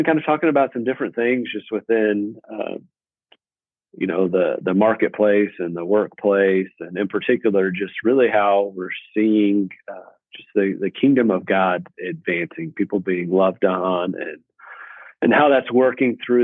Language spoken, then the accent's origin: English; Abilene, Texas, United States; I am born and raised in Abilene, Texas